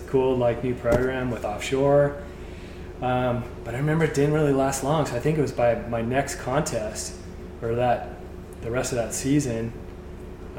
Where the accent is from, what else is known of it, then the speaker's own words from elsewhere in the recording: San Clemente, California, United States; growing up in San Clemente